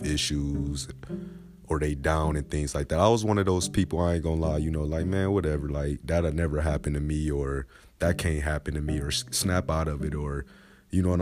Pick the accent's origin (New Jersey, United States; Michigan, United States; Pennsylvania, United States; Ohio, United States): Michigan, United States; Grand Rapids; born and raised in Grand Rapids, Michigan